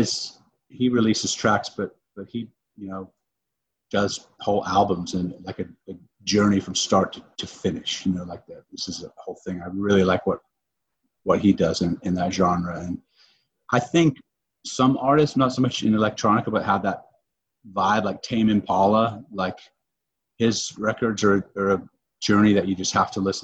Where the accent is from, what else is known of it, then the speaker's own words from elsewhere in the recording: Brevard County, Florida, United States; now in Orlando, United States; We live in Orlando now, but we grew up in Brevard by the Space Center.